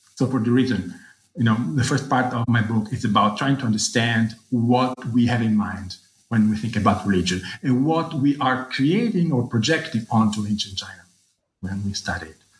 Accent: Rome, Lazio, Italy; moved away as an adult; I was born in Rome, where I grew up and did my high school and undergraduate.

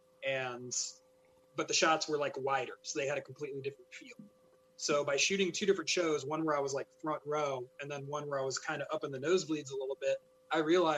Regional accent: the South, United States; moved away; I grew up in the South

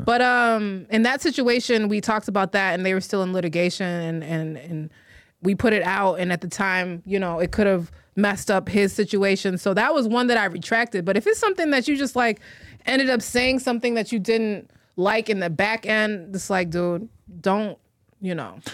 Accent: Chicago, Illinois, United States; moved away as an adult; now in New York, United States; I'm from Chicago. I was born in Chicago. I was born on the north side.

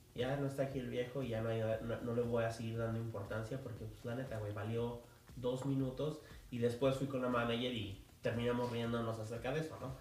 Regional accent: Mexico City, Mexico; yo como, como chilango

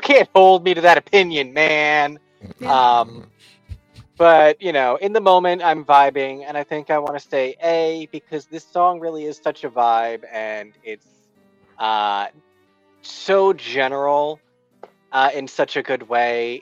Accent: New Jersey, United States; we are from New Jersey?

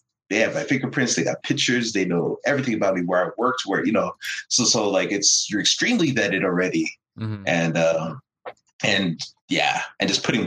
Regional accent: Canada; moved away as an adult; now in United States; I'm Canadian

